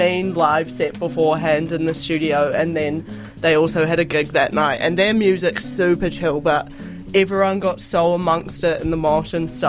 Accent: the Coromandel, Waikato, New Zealand; also born or lived in Auckland; now in Dunedin, New Zealand; I live in Dunedin. All the radio's in Dunedin. I live in Auckland sometimes, but I'm from the Coromandel.

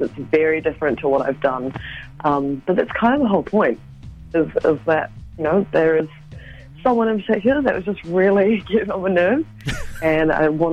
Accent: Auckland, New Zealand; I'm from West Auckland.

